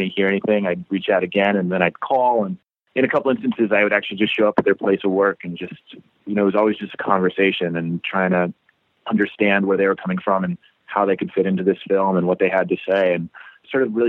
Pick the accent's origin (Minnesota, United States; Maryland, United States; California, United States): Maryland, United States; Annapolis; moved away as an adult; also born or lived in New York; now in Baltimore, United States; I grew up in Annapolis, which is like half an hour south